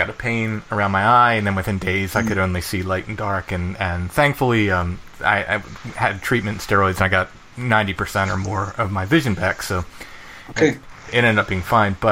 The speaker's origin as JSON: {"language": "English", "region": "Maryland", "country": "United States", "tie": "born or raised there", "moved": "yes", "lives_now": "Pennsylvania, United States", "said": "I grew up in Maryland, just 20 miles away from where we are now."}